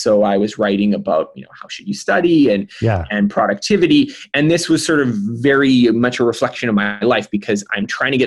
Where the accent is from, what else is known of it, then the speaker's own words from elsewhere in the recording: The Pas, Manitoba, Canada; moved away; in my hometown, in a small hometown, the Paw, Manitoba, which is way up north